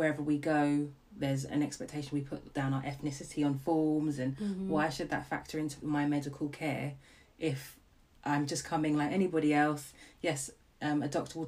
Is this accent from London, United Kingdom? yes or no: yes; London, United Kingdom; I grew up in Camden